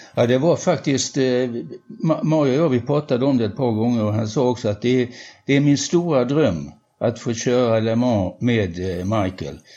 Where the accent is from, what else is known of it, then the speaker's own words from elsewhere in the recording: Helsingborg, Skåne, Sweden; vi kom ju båda från Helsingborg och gick på samma disco